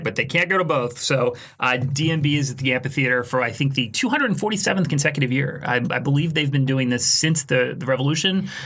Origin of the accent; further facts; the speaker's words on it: Philadelphia, Pennsylvania, United States; now in Tampa, United States; I was born and raised in Philadelphia